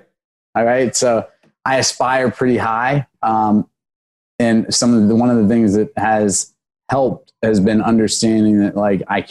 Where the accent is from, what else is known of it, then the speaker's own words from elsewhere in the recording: Snellville, Georgia, United States; also born or lived in Washington, D.C.; I was born in Washington, D.C. I grew up in Snellville, Georgia